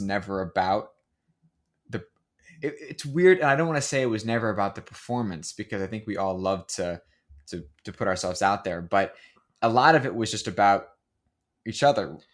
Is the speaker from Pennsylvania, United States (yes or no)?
yes; Pennsylvania, United States; moved away; the local middle school back where I grew up outside of Pennsylvania